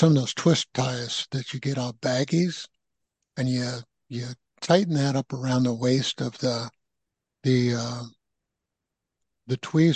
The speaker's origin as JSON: {"language": "English", "area": "San Francisco Bay Area", "region": "California", "country": "United States", "tie": "born or raised there", "also_born_or_lived": "Midwest", "moved": "as an adult", "lives_now": "Asheville, United States", "said": "I grew up in the West Coast, San Francisco Bay Area"}